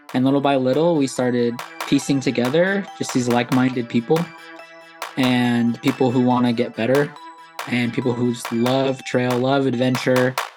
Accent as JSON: {"language": "English", "town": "Anchorage", "region": "Alaska", "country": "United States", "tie": "born or raised there", "moved": "as an adult", "lives_now": "Texas, United States", "said": "I was born and raised in Anchorage, Alaska"}